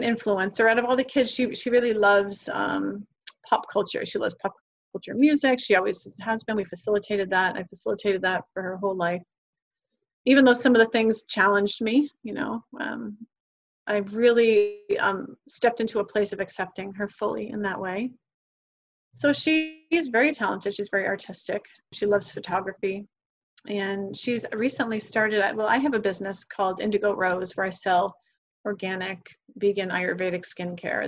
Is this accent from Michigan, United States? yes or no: no; New Hampshire, United States; moved away as an adult; now in Miami, United States; I'm from New Hampshire